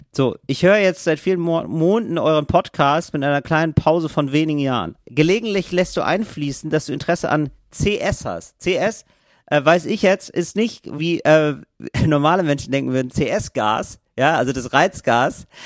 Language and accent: German; Northern Germany, Germany; ich komme aus Norddeutschland.